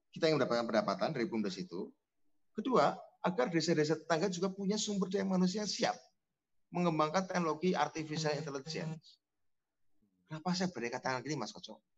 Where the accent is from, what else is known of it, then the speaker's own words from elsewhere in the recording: Cilacap, Central Java, Indonesia; Bikin Bumades di Kabupaten Cilacap, kampung saya, atau Banyumas.